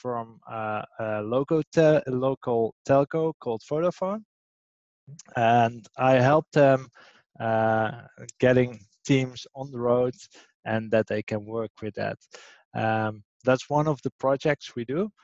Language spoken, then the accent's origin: English; Amsterdam, North Holland, Netherlands; It's my hometown